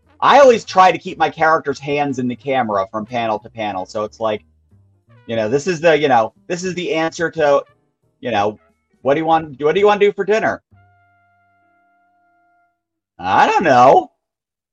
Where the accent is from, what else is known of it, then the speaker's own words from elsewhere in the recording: New York, United States; I am from New York